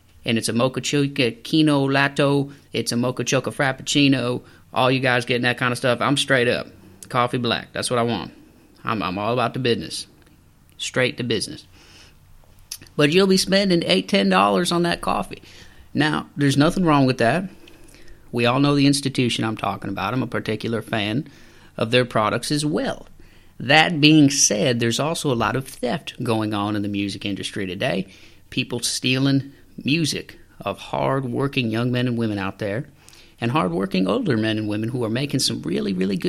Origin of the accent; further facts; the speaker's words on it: Texas, United States; I know I'm from Texas, a lot of country down there.